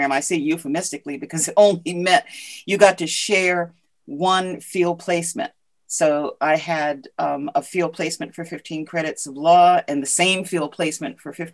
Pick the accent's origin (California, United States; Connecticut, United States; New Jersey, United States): Connecticut, United States; Ashford; also born or lived in Willimantic, Connecticut / Madrid, Spain; I grew up in Ashford, Connecticut. Um, my I was, you know, uh, born in Willimantic uh, and uh, grew up in Ashford. My dad was in the service at the time.